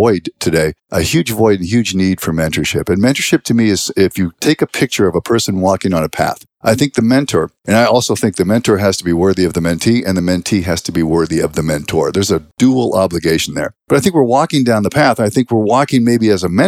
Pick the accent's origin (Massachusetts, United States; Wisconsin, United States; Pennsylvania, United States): Pennsylvania, United States; Western; we grew up in Western Pennsylvania, a small town, about 3,800 people